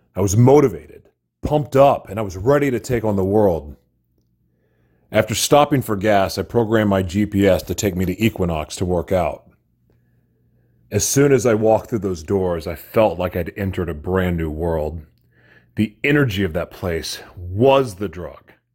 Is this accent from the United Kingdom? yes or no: no; Oklahoma City, Oklahoma, United States; moved away; I'm from Oklahoma City